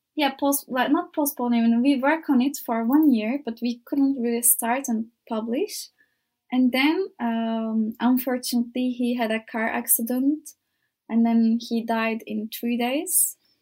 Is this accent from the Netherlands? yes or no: no; İzmir, Turkey; English is a second language; moved away as an adult; now in Faro, Portugal; I am from Izmir, and it's the most beautiful city in Turkey, I think. Uh, I was so lucky to grow up in that city